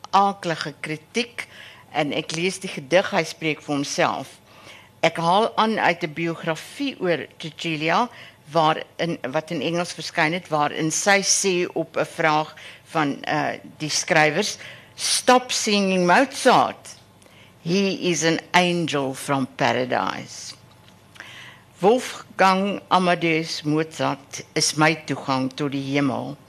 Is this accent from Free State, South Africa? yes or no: yes; Harrismith, Free State, South Africa; now in Stellenbosch, South Africa; En uh ek is in die Vrystaat gebore en ek het 'n sekere lojaliteit aan waar ek groot geword het in Harrismith in die Oos-Vrystaat.